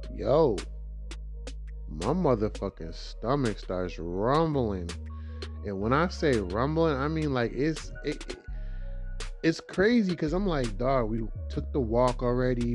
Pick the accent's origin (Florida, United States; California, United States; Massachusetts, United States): Massachusetts, United States; Boston; I'm from Dorchester, you know. You know, like the heart of Dorchester.